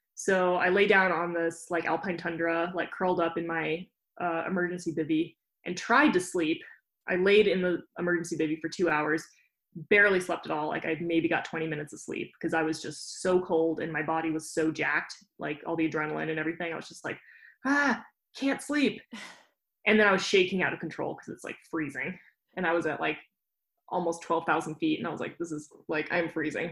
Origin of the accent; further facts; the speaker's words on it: Jackson, Wyoming, United States; I grew up in Jackson Hole, so I always had the Tetons